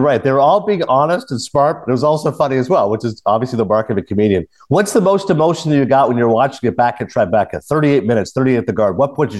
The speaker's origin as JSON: {"language": "English", "town": "Toronto", "region": "Ontario", "country": "Canada", "said": "I'm from Toronto, and you know, Toronto is a great city, multicultural city, big Asian community."}